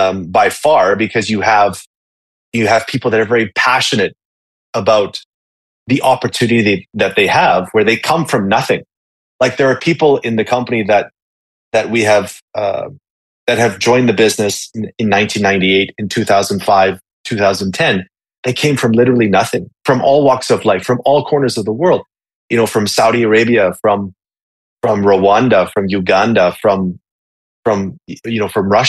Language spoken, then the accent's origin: English; Winnipeg, Manitoba, Canada; moved away as an adult; also born or lived in Hong Kong; I'm originally from Winnipeg, Canada